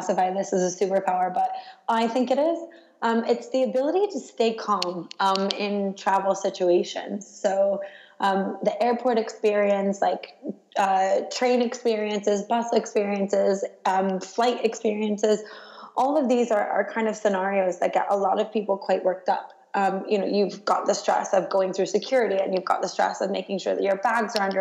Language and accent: English; United States; now in London, United Kingdom; My home airport, actually, despite being an American, is London Heathrow